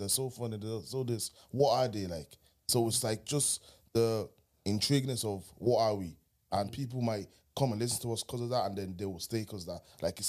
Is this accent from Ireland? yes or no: yes; Ireland; Because we have this thing in Ireland where we're Black Irish, which is unique.